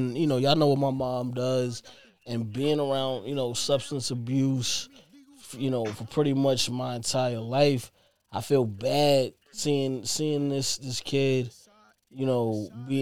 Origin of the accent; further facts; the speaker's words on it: New York City, New York, United States; growing up in Brooklyn